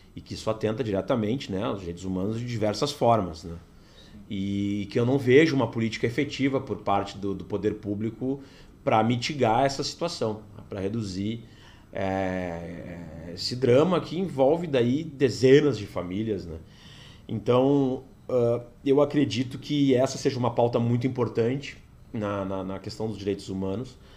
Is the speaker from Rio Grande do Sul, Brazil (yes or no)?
yes; Porto Alegre, Rio Grande do Sul, Brazil; eu nasci em Porto Alegre, é, fui vereador de Porto Alegre